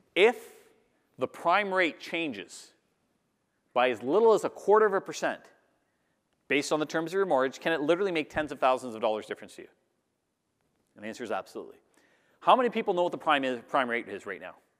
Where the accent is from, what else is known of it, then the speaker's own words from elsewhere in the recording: Canada; I'm Canadian